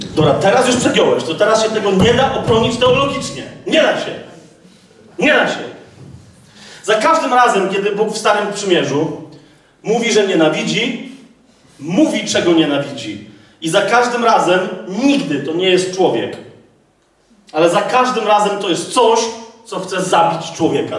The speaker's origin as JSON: {"language": "Polish", "town": "Kraków", "region": "Lesser Poland", "country": "Poland", "said": "ja jestem z Nowej Huty"}